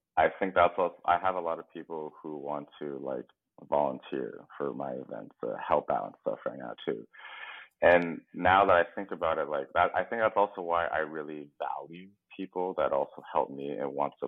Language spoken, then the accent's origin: English; United States; we have traditional Asian parents, but we grew up here in the West